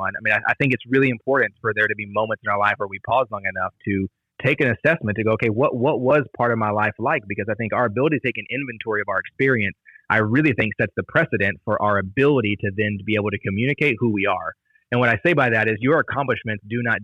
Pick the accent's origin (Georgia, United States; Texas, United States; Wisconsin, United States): Texas, United States; Dallas; also born or lived in Kansas / Lewisville / Farmers Branch; I've been in Dallas the rest of the time